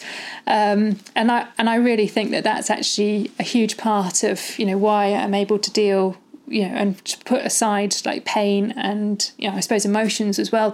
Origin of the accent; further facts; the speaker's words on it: Malvern, West Midlands, United Kingdom; I grew up in the Malverns, like in the Malvern Hills in Worcestershire.